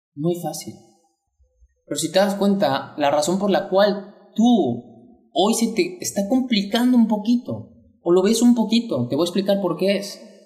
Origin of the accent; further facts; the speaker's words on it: Mexico; mexicano, emprendedor y empresario